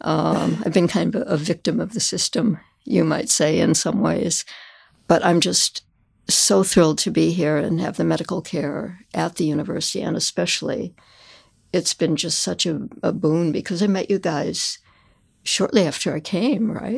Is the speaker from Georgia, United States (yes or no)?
no; South Suburbs of Chicago, Illinois, United States; I grew up in the South Suburbs